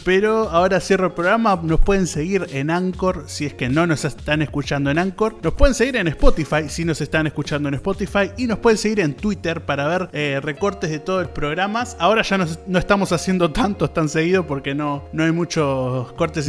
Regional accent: Solymar, Canelones, Uruguay; soy de Salimar

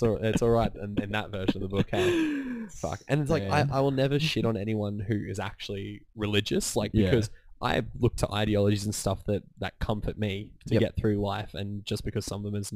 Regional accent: Brisbane, Queensland, Australia; I grew up in Wynnum, which is like probably a mixed of like 50% white, 50% Aboriginal community

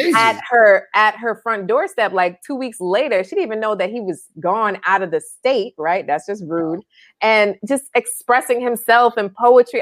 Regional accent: New York, United States; moved away; growing up in New York, I'd always be on my bike

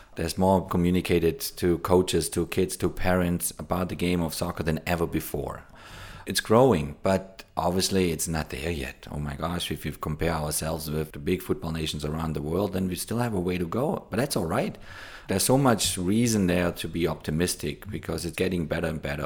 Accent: Germany; now in United States; where I grew up in Germany

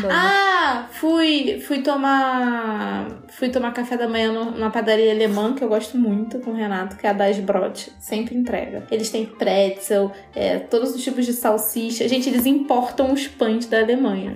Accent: Rio de Janeiro, Brazil; A gente é carioca

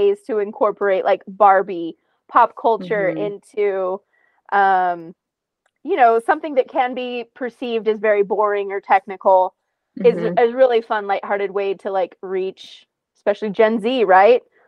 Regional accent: New Mexico, United States; I'm from New Mexico

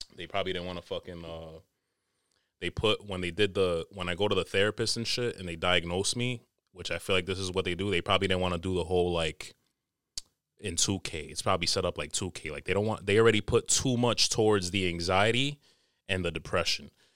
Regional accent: New York City, New York, United States; I'm a tropical nigga, but I was born in America, born and raised in N Y C

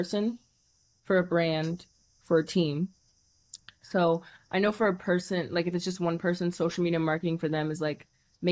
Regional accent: Cincinnati, Ohio, United States; I'm from Cincinnati

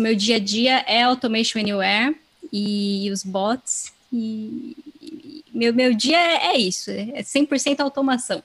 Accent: Serra Negra, São Paulo, Brazil; moved away as an adult; now in São Paulo, Brazil; eu nasci e cresci nessa cidade e vim para São Paulo recentemente

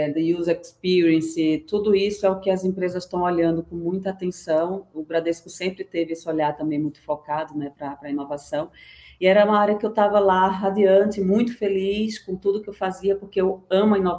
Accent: Recife, Pernambuco, Brazil; moved away as an adult; now in São Paulo, Brazil; Eu, eu sou pernambucana, tá? Eu vim de Recife, estou em São Paulo há 15 anos já.

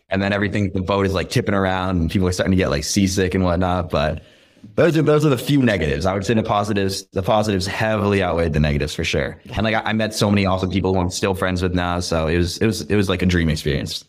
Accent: the Berkshires, Western Massachusetts, United States; also born or lived in Boston; I'm from the Berkshires, which is, like, all you can do is just be outdoors

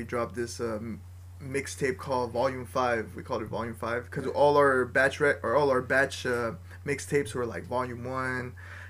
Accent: La Habra, California, United States; we're all from La Habra

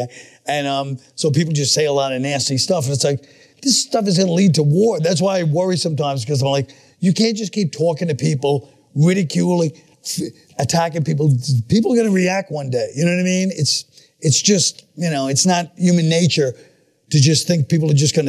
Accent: New York City, New York, United States; also born or lived in Manhattan, New York / Astoria, Queens; I grew up in Flatbush, then Park Slope, then Bensonhurst

